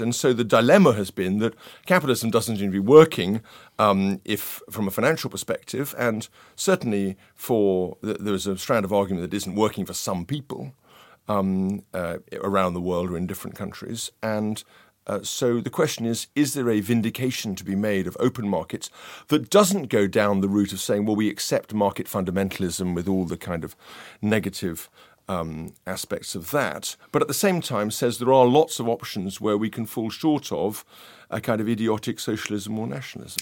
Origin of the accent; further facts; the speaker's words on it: London, United Kingdom; I grew up in this kind of, uh, North London, uh, environment